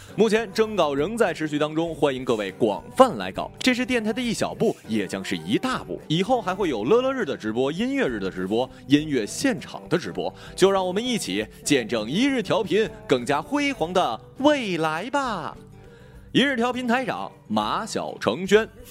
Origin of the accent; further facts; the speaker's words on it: Northeast China, China; 这种装束啊，在我们大东北也是非常非常常见的